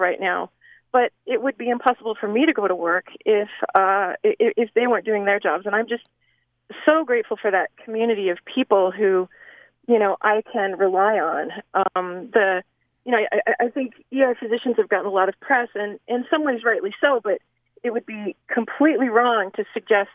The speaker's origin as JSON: {"language": "English", "region": "the West", "country": "United States", "tie": "born or raised there", "said": "part of what I love about growing up in the West are, you know, our wide open spaces"}